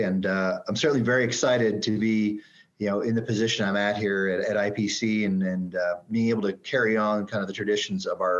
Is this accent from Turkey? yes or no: no; Canada; moved away as an adult; also born or lived in Calgary, Alberta / Edmonton, Alberta / Dayton, Ohio; So kind of a little bit of a background. So I mentioned I'm Canadian.